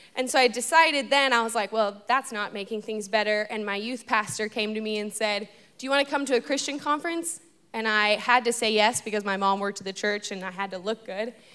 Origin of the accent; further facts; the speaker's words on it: Los Angeles, California, United States; moved away as an adult; now in Fort Worth, United States; I'm from Los Angeles, California